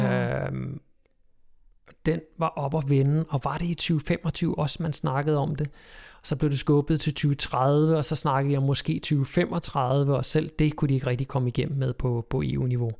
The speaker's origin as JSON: {"language": "Danish", "town": "Køge", "region": "Zealand", "country": "Denmark", "said": "Derude, hvor jeg kommer fra, ude på Bøgelandet, lige uden for Køge"}